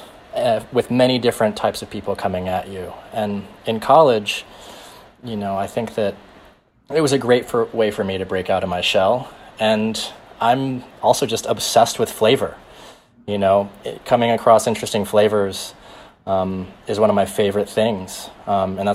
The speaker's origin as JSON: {"language": "English", "town": "Tulsa", "region": "Oklahoma", "country": "United States", "tie": "born or raised there", "moved": "yes", "lives_now": "New York, United States", "said": "through my dad's church, we would go and feed the homeless in downtown Tulsa, Oklahoma"}